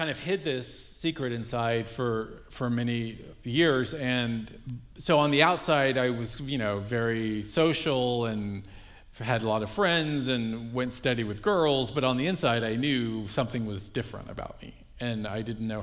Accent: Dallas, Texas, United States; I grew up in Dallas, Texas, in a Roman Catholic family, youngest of eight.

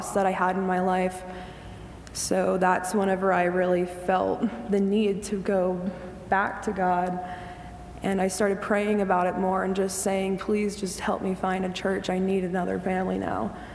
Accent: Carlisle, Pennsylvania, United States; I was born and raised in Carlisle

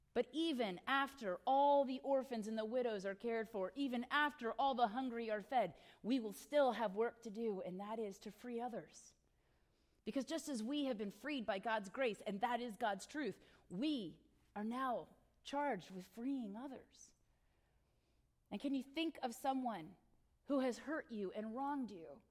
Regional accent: Northern Virginia, United States; I grew up in Northern Virginia, but I have family down in Hampton Roads

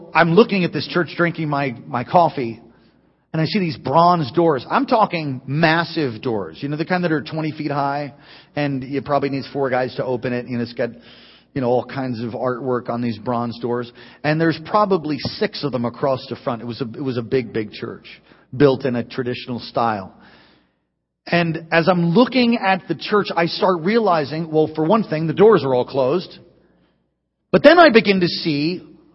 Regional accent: East Coast, United States; I was raised on the East Coast

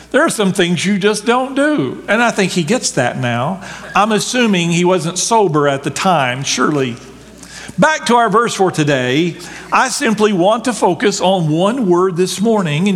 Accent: Texas, United States; I grew up in Texas

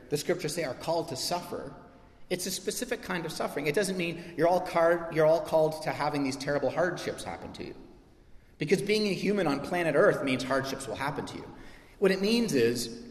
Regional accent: Canada; I'm a Canadian

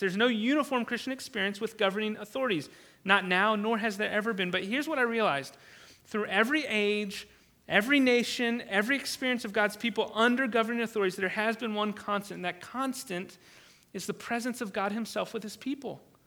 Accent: United States; I am thankful as an American.

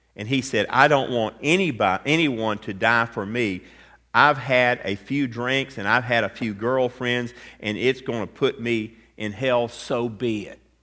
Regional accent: Atlanta, Georgia, United States; I grew up in Atlanta, Georgia

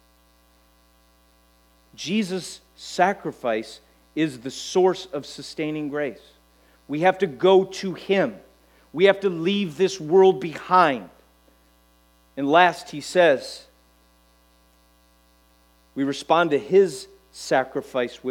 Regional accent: United States; we as American Christians

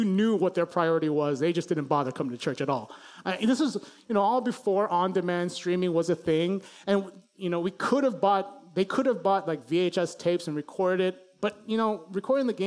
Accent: Chicago, Illinois, United States; I grew up in Chicago

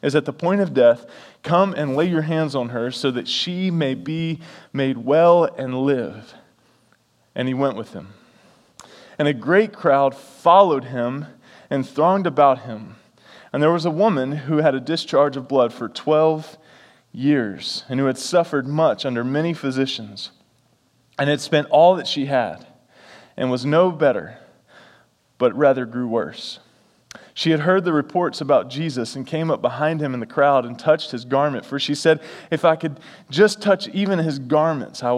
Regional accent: the South, United States; I'm from the South

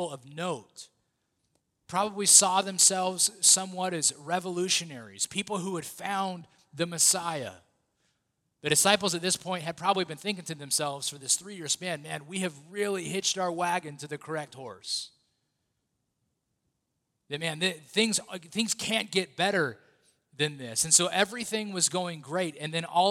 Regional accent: United States; being an American

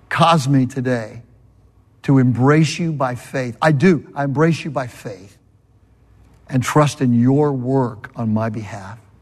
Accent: California, United States; moved away; I'm from California

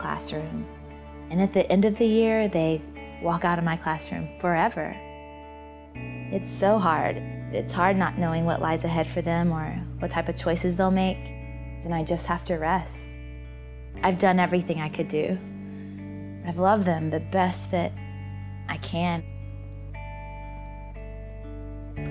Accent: Georgia, United States; born or raised there

